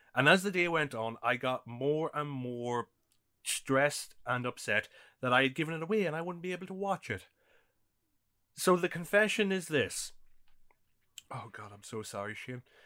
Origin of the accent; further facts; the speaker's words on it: Ireland; I grew up in Ireland during the nineties